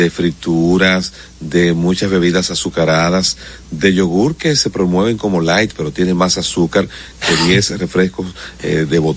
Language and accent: Spanish; Dominican Republic; soy dominicano.